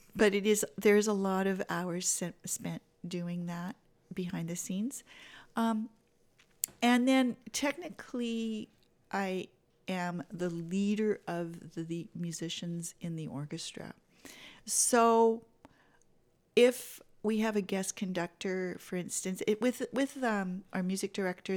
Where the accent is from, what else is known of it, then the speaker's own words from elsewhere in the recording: Vancouver, British Columbia, Canada; moved away; growing up in Vancouver, it's a little easier to have a greenhouse than it is here